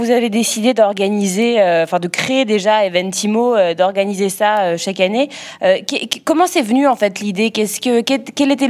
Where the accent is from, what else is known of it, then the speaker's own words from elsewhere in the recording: Lyon, Auvergne-Rhône-Alpes, France; Attention, je suis lyonnaise, hein, vous allez me fâcher.